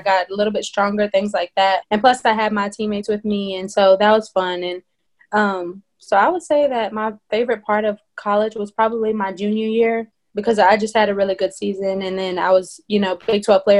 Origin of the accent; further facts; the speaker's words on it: Madisonville, Texas, United States; I'm originally from Madisonville, Texas